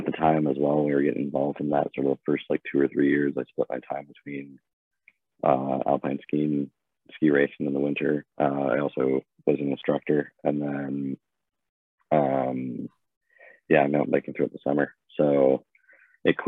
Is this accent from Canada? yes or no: yes; Bradford, Ontario, Canada; moved away as an adult; also born or lived in Kitchener, Ontario / Horseshoe Valley, Ontario; now in Victoria, Canada; born in Kitchener. I grew up in Bradford and then moved north of Barrie to a place called Horseshoe Valley